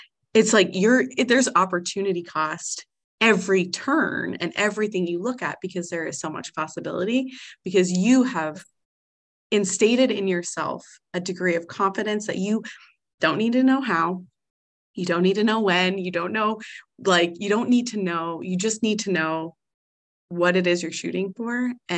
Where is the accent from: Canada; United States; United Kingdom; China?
Canada; I mean, we're both Canadian, so we are so blessed in that.